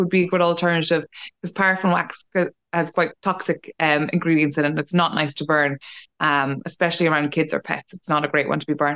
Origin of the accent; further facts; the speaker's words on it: Mullingar, Westmeath, Ireland; I'm from Mullingar